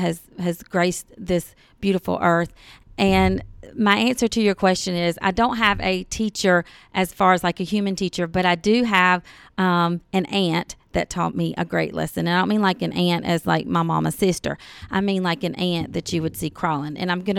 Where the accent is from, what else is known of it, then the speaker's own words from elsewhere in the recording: Virginia, United States; now in Georgia, United States; I grew up in Virginia, and the only reason that I came to Georgia was because we were homeless and my dad, you know, lived here.